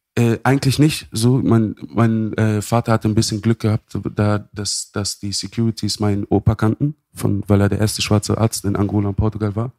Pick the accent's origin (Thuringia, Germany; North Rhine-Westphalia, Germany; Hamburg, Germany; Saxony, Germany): Hamburg, Germany; born or raised there